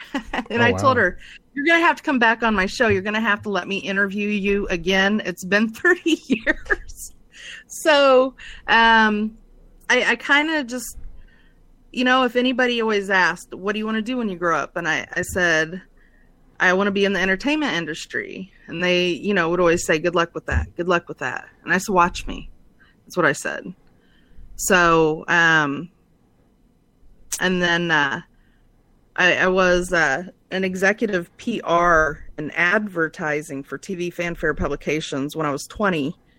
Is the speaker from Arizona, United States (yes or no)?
yes; Phoenix, Arizona, United States; born there; Well, I was born in Phoenix, Arizona, and I went to 17 schools growing up. I'm from an all-military family.